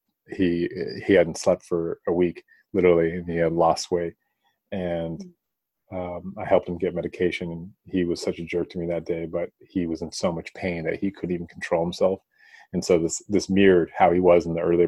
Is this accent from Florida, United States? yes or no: no; Bay Area, California, United States; the Bay Area where I'm from